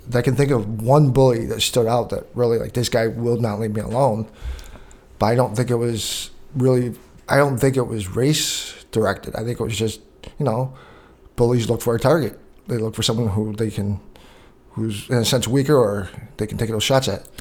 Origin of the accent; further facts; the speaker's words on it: Canada; growing up in Canada